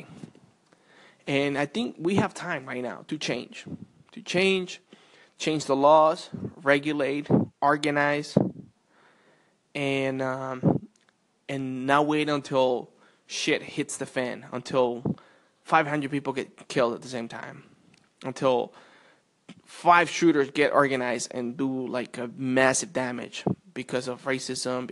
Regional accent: Colombia; now in United States; I was not born in the United States, of course. I was born in Colombia, and I remember when I was about 7 or 8.

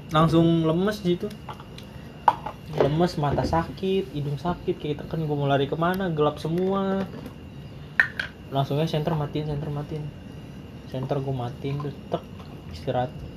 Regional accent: Betawi, Jakarta, Indonesia; gue orang Betawi di tanah Jawa

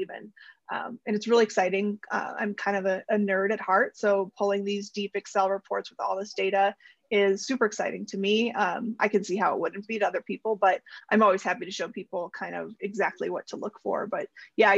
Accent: Cleveland, Ohio, United States; moved away; I'm from Cleveland

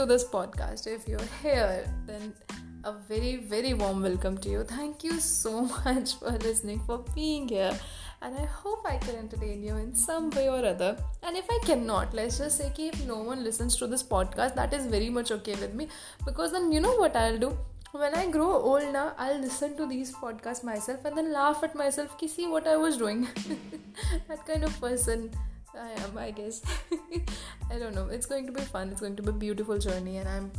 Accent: Faridabad, Haryana, India; I am from Faridabad, Haryana, which is, by the way, in India.

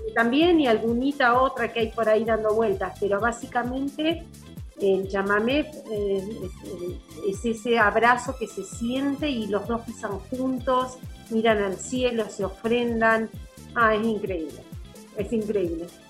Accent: La Plata, Buenos Aires Province, Argentina; now in San Martín de los Andes, Argentina; yo soy platense

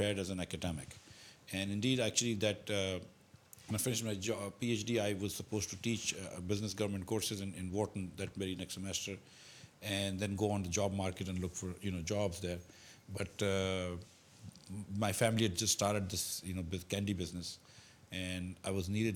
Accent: Karachi, Sindh, Pakistan; I was from Karachi.

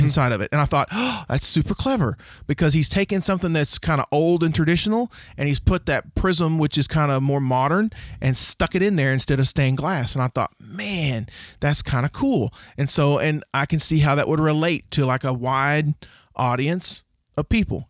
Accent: Oklahoma, United States; also born or lived in Rush Springs, Oklahoma / Duncan, Oklahoma / Bray, Oklahoma; we moved from Rush Springs, Oklahoma to Duncan, Oklahoma

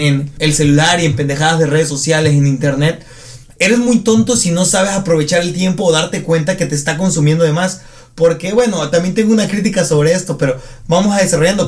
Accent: Arriaga, Chiapas, Mexico; en Arriaga, mi comunidad que es provincia de provincia

